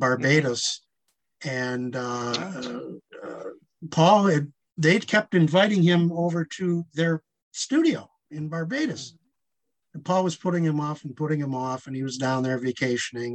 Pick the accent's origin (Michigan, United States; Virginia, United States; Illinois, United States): Michigan, United States; Bay City; I'm from Bay City, Michigan